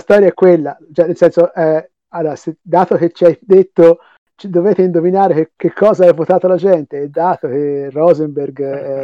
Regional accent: Tuscany, Italy; accent: Tuscan; sentirà dall'accento, sono toscano

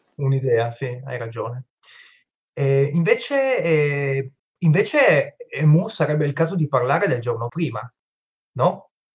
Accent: Friuli-Venezia Giulia, Italy; son friulano

